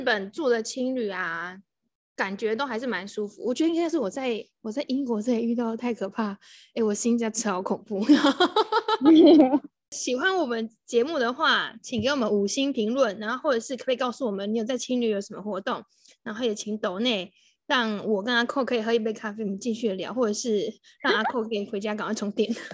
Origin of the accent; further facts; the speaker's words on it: Taiwan; 我们台湾人最奴了